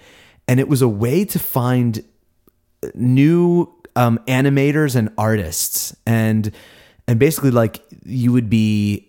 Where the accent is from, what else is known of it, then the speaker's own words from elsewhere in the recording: Perth, Western Australia, Australia; we're from Perth. That's in Australia.